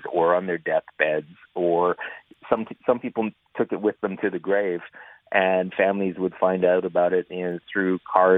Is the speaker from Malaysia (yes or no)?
no; Saskatchewan, Canada; I grew up in Saskatchewan.